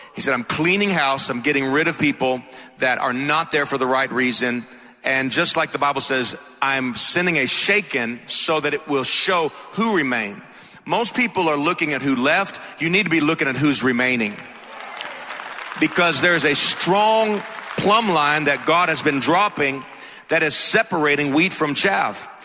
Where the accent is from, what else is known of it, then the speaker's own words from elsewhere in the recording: Atlanta, Georgia, United States; accent: thick; I'm from Atlanta, so if my accent's a little thick, that's why